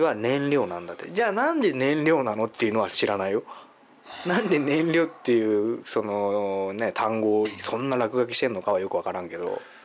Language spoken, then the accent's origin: Japanese; Kawasaki, Kanagawa, Japan; 俺らの地元川崎